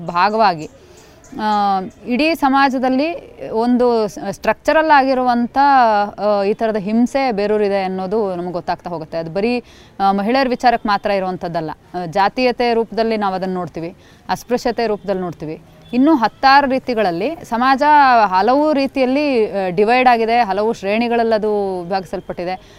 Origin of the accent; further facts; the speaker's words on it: Koppa, Karnataka, India; ನಾನು ಹುಟ್ಟು ಬೆಳೆದಿದ್ದು ಚಿಕ್ಕಮಗಳೂರು ಜಿಲ್ಲೆಯಲ್ಲಿ ಚಿಕ್ಕಮಗಳೂರು ಜಿಲ್ಲೆ ಕೊಪ್ಪ